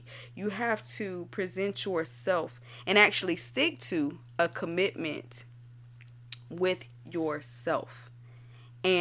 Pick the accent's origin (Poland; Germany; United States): United States; Florida; I'm from Florida